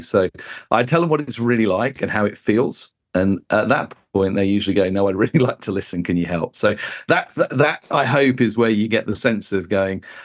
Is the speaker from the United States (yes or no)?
no; United Kingdom; as a Brit